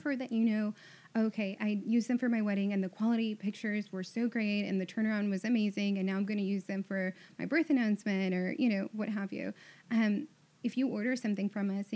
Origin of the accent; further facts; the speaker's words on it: Houston, Texas, United States; I was born and raised in Houston, so I'm super Southern in that way